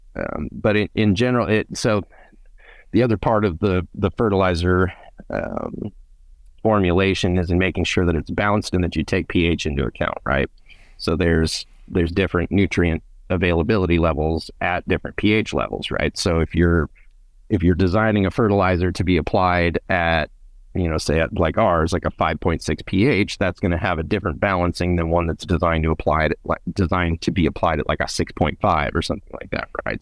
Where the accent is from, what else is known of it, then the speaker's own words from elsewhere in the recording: Fresno, California, United States; also born or lived in Reedley, California; I grew up in the Central Valley, um, born in, in Reedley, raised around Fresno area